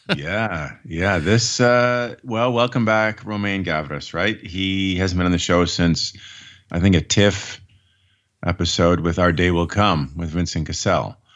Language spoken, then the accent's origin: English; Canada; as a Canadian